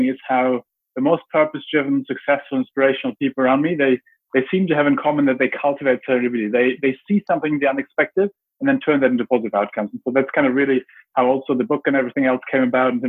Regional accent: Germany; I grew up in Germany

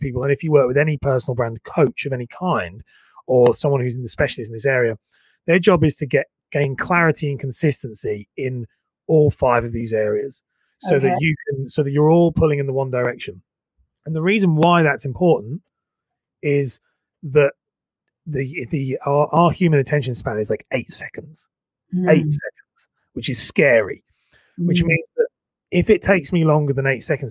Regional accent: Cambridge, East of England, United Kingdom; moved away; also born or lived in London; I was living in London, but I'm from Cambridge.

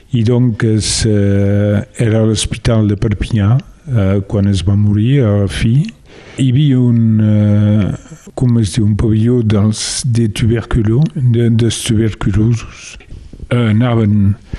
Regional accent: Le Soler, Occitania, France; also born or lived in Mas de la Garriga, Rivesaltes; jo sóc nascut al Soler

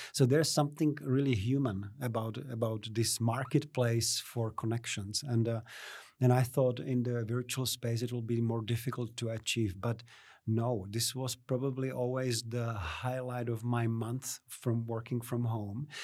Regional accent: Czechia; moved away as an adult; also born or lived in Hamilton, New Zealand; now in Canberra, Australia; from the Czech Republic, where I'm originally from. I was born in Czechoslovakia.

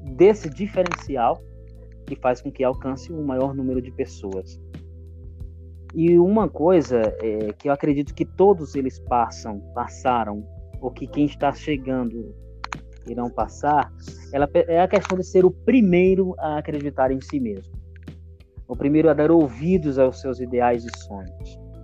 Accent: Cajazeiras, Paraíba, Brazil; moved away as an adult; now in São Paulo, Brazil; eu vim de, da Paraíba, da cidade de Cajazeiras, em busca de sonhos

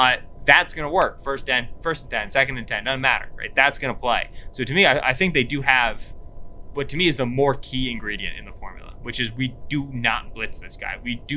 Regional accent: Stroudsburg, Pennsylvania, United States; I'm from Stroudsburg, Pennsylvania, Northeast PA, Poconos. I'm 45 minutes outside of Scranton.

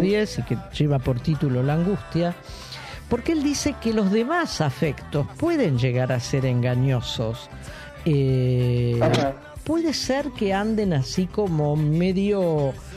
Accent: Argentina

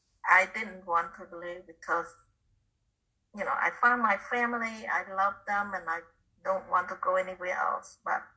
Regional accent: Cambodia; English is a second language; moved away as an adult; also born or lived in Connecticut, United States; now in United States; my hometown is not too far from Thailand.

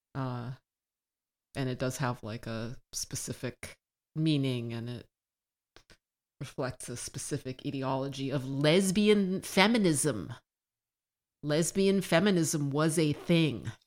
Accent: United States; born and raised in the United States

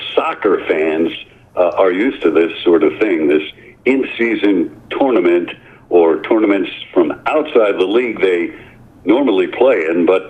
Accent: New York City, New York, United States; I grew up in New York City

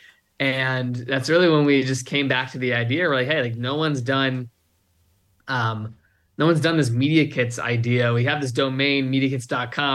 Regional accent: Virginia, United States; moved away as an adult; also born or lived in Arizona; growing up in Virginia, for context, I didn't go to college, right? I literally, a month after high school, I moved out to Arizona

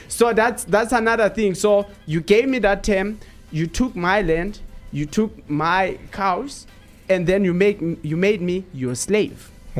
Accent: Eastern Cape, South Africa; I grew up in Eastern Cape. So I was there.

